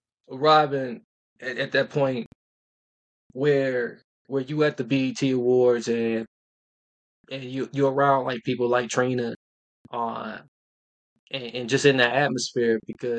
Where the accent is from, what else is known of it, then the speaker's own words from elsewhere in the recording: Milwaukee, Wisconsin, United States; me, myself being from the city of Milwaukee